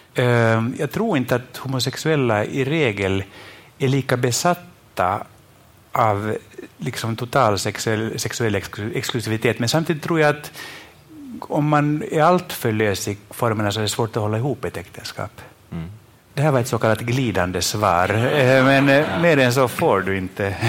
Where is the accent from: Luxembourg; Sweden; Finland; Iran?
Finland; jag är från Finland